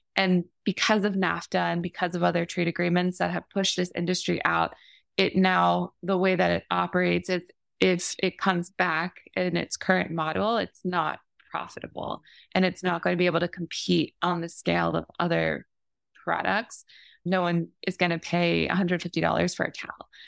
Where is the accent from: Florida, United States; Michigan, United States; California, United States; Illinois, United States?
Florida, United States; growing up in Florida